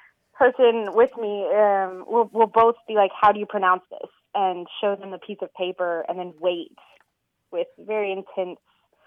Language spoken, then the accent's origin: English; Fort Worth, Texas, United States; I was born in Texas and raised here, but my parents are both from Colorado and Kansas.